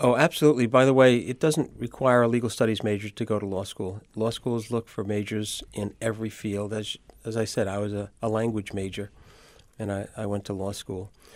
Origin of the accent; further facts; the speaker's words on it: New York City, New York, United States; also born or lived in Syracuse, New York; I grew up in Brooklyn, and I attended Zavarian High School in Brooklyn